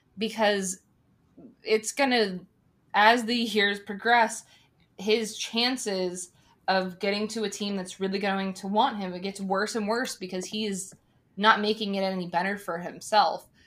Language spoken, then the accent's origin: English; Arizona, United States; in Arizona, we ha, we're a state that has so many different people that have come from so many different places